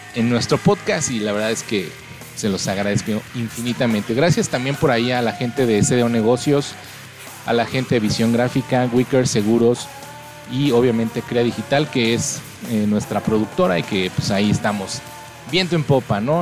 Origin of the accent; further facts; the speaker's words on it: Mexico; soy mexicano